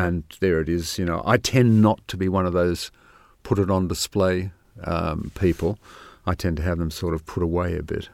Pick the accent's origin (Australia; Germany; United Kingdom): Australia; Sydney, New South Wales; moved away; I grew up in Sydney